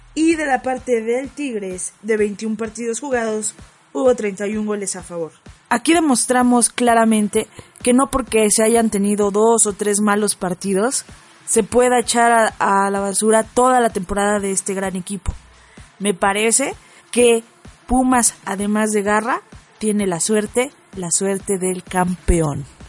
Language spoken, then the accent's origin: Spanish; Mexico